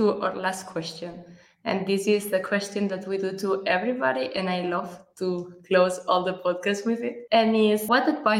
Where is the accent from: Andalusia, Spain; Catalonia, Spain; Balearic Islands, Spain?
Catalonia, Spain; first language Catalan; English is a second language; moved away as an adult; There's not a lot of people. I live really in rural area, and I'm from a small village in Catalonia. So I speak Catalan normally. Always. This is the only language that I use.